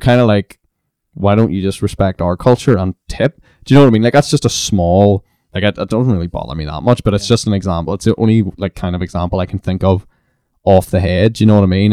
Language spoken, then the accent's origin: English; Belfast, Northern Ireland, United Kingdom; I was from Belfast